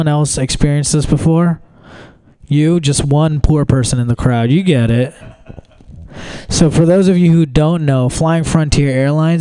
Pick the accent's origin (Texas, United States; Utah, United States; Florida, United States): Texas, United States; Houston; also born or lived in New Delhi, India; My family moved to Texas when we first moved here